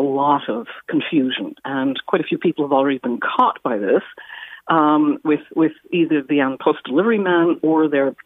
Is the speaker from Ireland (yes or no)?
no; Canada; moved away as an adult; I'm a Canadian who has lived here for nearly 40 years